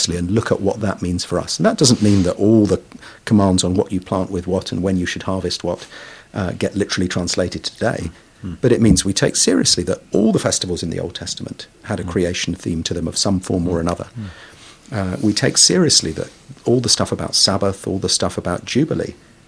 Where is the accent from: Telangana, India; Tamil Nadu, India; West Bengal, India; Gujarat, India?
West Bengal, India; Kolkata; now in London, United Kingdom; I was born in Kolkata, one of the biggest and most urbanized and polluted cities in the world in many ways